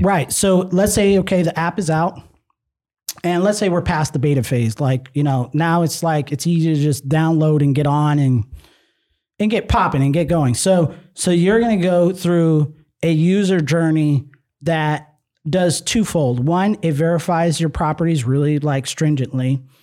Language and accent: English; Nevada, United States; we're from Nevada